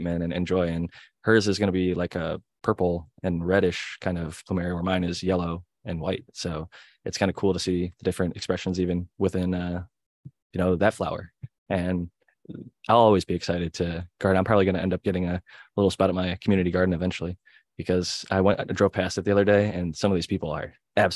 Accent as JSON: {"language": "English", "town": "Cleveland", "region": "Ohio", "country": "United States", "tie": "born or raised there", "said": "Ohio boy growing up in Cleveland"}